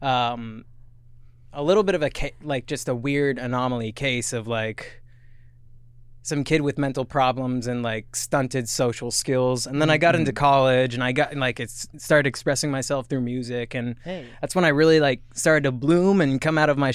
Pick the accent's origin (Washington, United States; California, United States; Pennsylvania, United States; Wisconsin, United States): Washington, United States; Lakewood; We both grew up in Lakewood